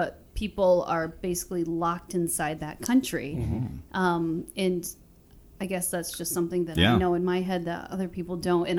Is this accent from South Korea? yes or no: yes; South Korea; So, when I tell people I'm from Korea